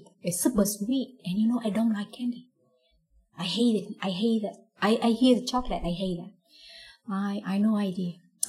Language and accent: English; Hoi An, Quang Nam, Vietnam; English is a second language; moved away as an adult; also born or lived in Ho Chi Minh City; I grew up in Hoi An. That is the small city of the central of Vietnam. When in 1997, I passed the examination to become the student in the Ho Chi Minh City.